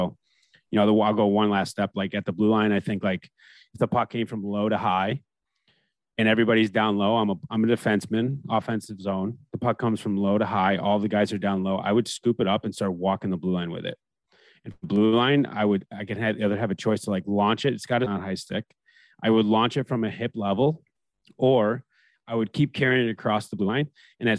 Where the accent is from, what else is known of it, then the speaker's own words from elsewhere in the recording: Canada; And I even being American, I grew up in Canada, right? Like I played junior, whatever. I started playing tier two junior and 14 up there.